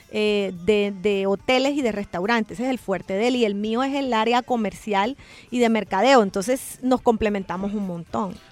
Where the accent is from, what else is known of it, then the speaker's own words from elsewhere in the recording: Cartagena, Bolívar, Colombia; moved away as an adult; now in El Salvador; nosotros somos de Cartagena, Colombia, que es una ciudad 100% turística